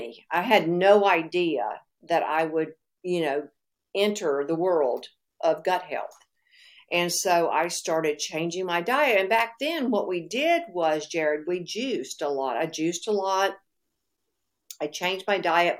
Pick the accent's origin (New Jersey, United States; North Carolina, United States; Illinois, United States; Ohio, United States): North Carolina, United States; moved away; also born or lived in Florida; Now, I'm from North Carolina originally, but I was living in Florida.